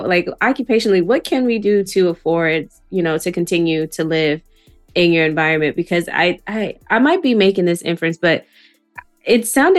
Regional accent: Jamaica; as a Jamaican who works three jobs

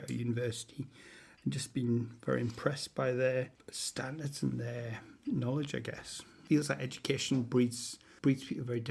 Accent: North Shields, North East England, United Kingdom; growing up in North Shields

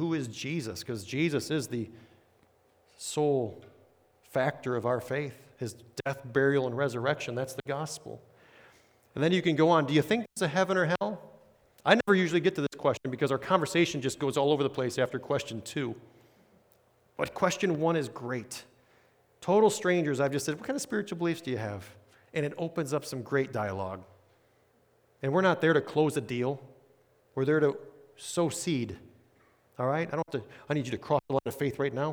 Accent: Illinois, United States; moved away; also born or lived in Chesapeake, Virginia; I'm this guy from Illinois

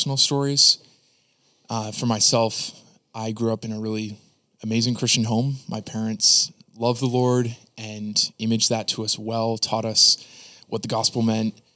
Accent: Niagara, Ontario, Canada; I grew up in Niagara, Canada

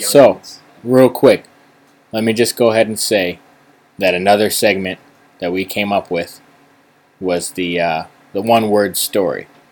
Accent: East Coast, United States; we're from the East Coast

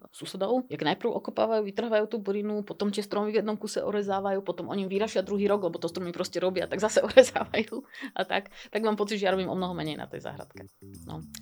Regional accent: Bratislava, Bratislava Region, Slovakia; Ja som pôvodne z Bratislavy, ale teraz som sa odsťahol mimo Bratislavy. Ale teda odtiaľ ďaleko stále.

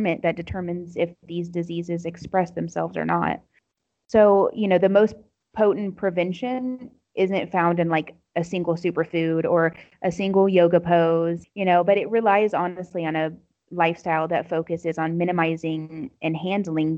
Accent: United States; moved away as an adult; now in Morocco; I'm an American Muslim convert.

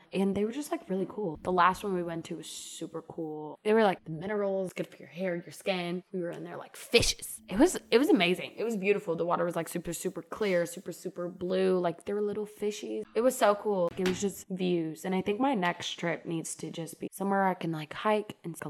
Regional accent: St. Louis, Missouri, United States; I grew up in St. Louis, Missouri.

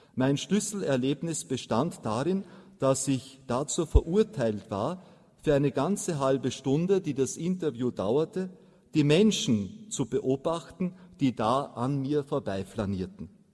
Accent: Austria; bei uns in Mariazell in den steirischen Alpen

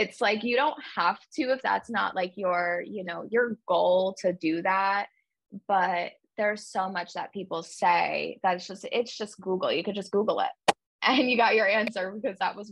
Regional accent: New York, United States; moved away as an adult; also born or lived in Mississippi; now in Washington, D.C., United States; so I'm from New York, but I'm from like a small town right outside of the city. So when you grow up in a small town

